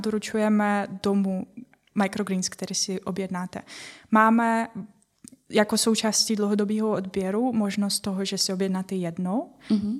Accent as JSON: {"language": "Czech", "country": "Ukraine", "second_language": "Czech", "moved": "as an adult", "lives_now": "Czech Republic", "said": "Já jsem z Ukrajiny a přestěhovala jsem se kvůli partnero, partnerovi."}